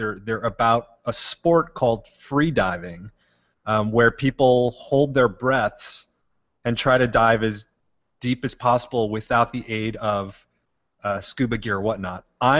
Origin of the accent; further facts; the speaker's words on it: Hawaii, United States; now in New York City, United States; I'm from Hawaii